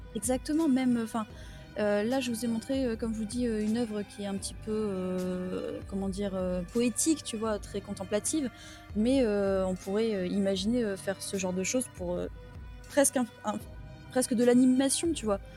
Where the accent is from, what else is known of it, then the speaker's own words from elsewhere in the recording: the Nord, Hauts-de-France, France; moi, je suis du Nord